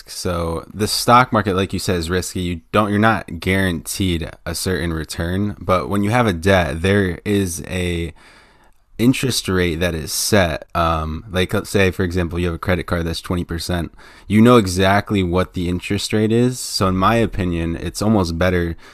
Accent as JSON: {"language": "English", "country": "United States", "said": "we're from the United States"}